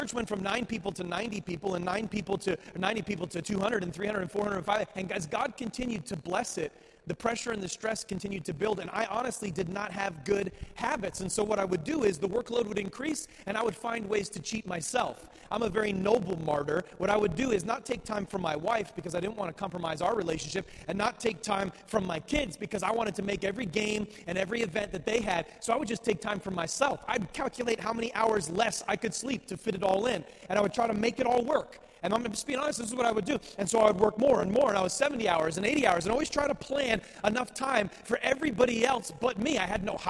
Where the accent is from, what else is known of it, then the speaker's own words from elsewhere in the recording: New England, United States; I grew up in New England